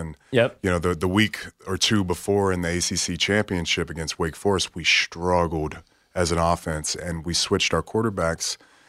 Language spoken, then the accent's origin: English; Pensacola, Florida, United States; Pensacola, Florida.